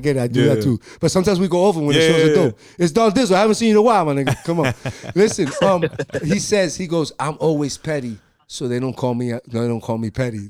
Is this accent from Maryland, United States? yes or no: yes; Maryland, United States; I come from Maryland.